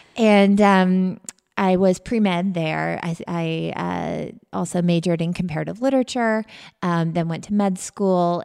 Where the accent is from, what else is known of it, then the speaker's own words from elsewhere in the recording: Canada; moved away as an adult; also born or lived in Western Massachusetts; now in United States; I'm from Canada originally.